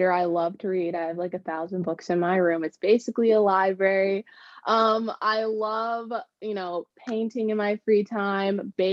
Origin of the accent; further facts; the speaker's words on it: El Segundo, California, United States; also born or lived in Florida; I am from California. I grew up in El Segundo, and I moved around a lot, but I yeah, my hometown is definitely El Segundo.